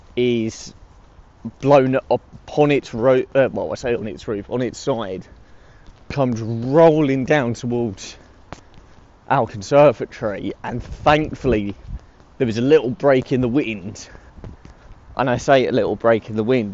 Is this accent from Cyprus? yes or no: no; United Kingdom; my home country of the UK